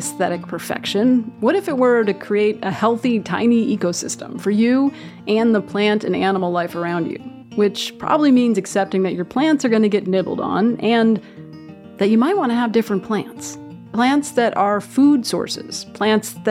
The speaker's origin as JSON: {"language": "English", "region": "New Jersey", "country": "United States", "tie": "born or raised there", "said": "the house where I grew up in New Jersey. I live in a row house now in the city"}